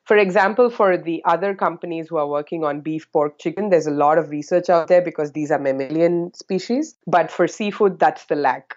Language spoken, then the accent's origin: English; South India, India; moved away as an adult; now in Singapore; I'm originally from India, the southern part of India, and that's where I did my high school, undergrad, and postgrad